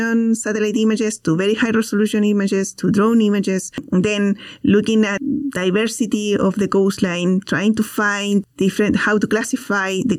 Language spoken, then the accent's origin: English; Chile; moved away; I am also from Chile